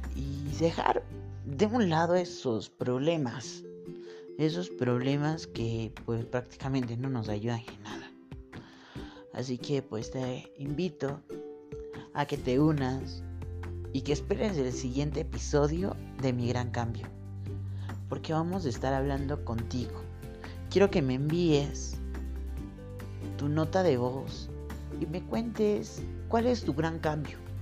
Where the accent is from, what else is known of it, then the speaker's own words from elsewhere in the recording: Colombia; now in Quito, Ecuador; Soy de Colombia, vivo acá en Ecuador, en la ciudad de Quito